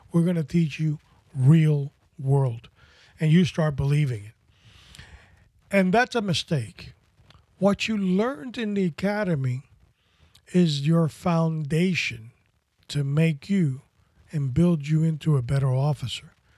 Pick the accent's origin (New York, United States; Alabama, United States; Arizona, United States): New York, United States; New York City; I grew up in Washington Heights in Manhattan as a, as a, as a younger child.